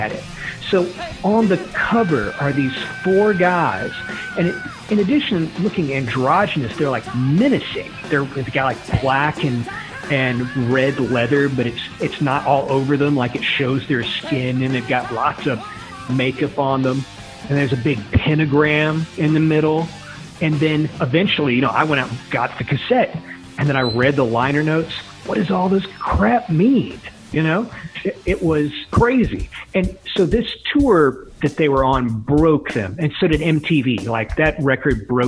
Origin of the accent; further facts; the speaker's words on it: the South, United States; growing up in the South in the 1980s